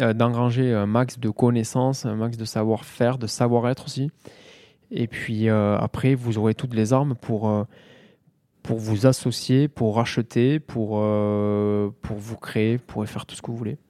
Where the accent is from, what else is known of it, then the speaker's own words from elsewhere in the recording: Mazamet, Occitania, France; also born or lived in Toulouse; je viens de, de Mazamé, dans le Tarl